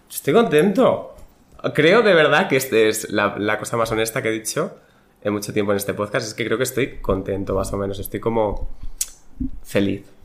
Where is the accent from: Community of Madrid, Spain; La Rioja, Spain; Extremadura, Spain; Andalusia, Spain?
Extremadura, Spain; Don Benito